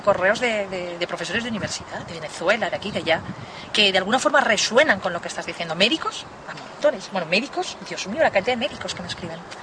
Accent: Spain

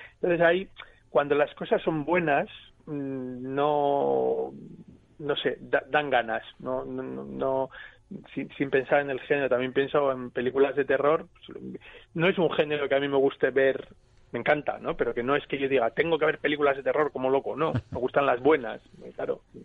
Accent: Basque Country, Spain; soy vasco

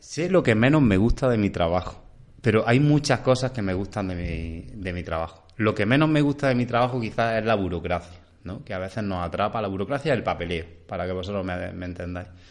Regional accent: Cúllar, Andalusia, Spain; now in Órgiva, Spain; mi pueblo está en la zona norte de Granada, en Cuyar, se llama Cuyar, está justo al lado de Baza

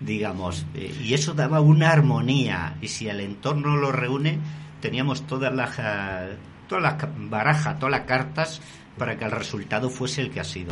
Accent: Castile, Spain; en mi tierra, en plena Castilla, la seca

